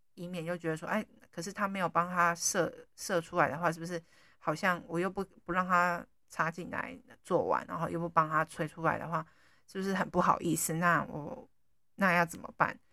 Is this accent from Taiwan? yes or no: yes; Taiwan; 我们台湾人